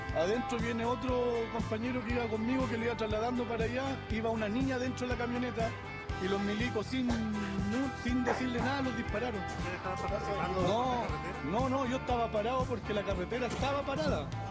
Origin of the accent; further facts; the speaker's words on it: Curanilahue, Biobío, Chile; soy de Curanilahue. Soy mapuche, sí, soy mapuche